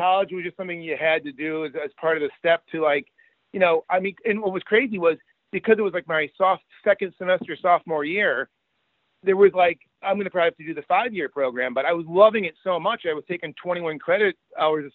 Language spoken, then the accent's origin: English; Rochester, New York, United States; I grew up in Rochester, New York